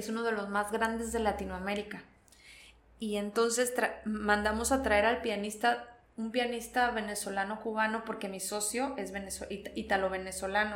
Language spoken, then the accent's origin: Spanish; Veracruz, Mexico; also born or lived in Charleroi, Belgium; yo soy de Veracruz